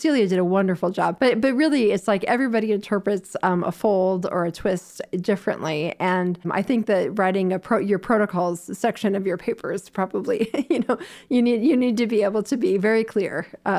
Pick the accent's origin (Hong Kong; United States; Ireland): United States; Florida; born there; also born or lived in Toronto; So I was born in Florida, but so my mom was a U.S. diplomat for the United States, and so we've moved a lot of places. I went to high school in Toronto